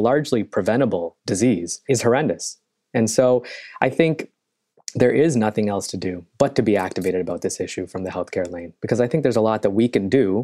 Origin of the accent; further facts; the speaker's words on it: Canada; moved away as an adult; also born or lived in Chicago / New York; I am originally Canadian. And I came to Chicago many years ago